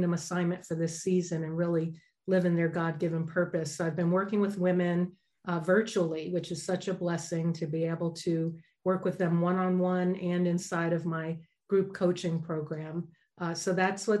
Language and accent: English; New York, United States; also born or lived in Denver, Colorado; now in Southern California, United States; I'm originally from New York.